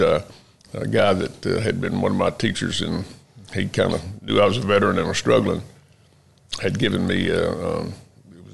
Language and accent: English; Lake Jackson, Texas, United States; born or raised there; also born or lived in Houston, Texas